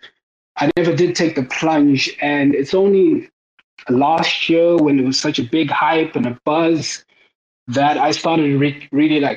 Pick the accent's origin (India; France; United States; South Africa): South Africa; moved away; also born or lived in Cape Town; So I actually moved back to South Africa. I'm actually South African